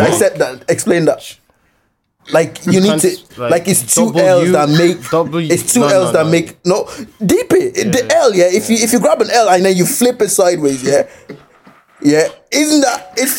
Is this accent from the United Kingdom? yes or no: no; Balbriggan, Leinster, Ireland; growing up in Balbriggan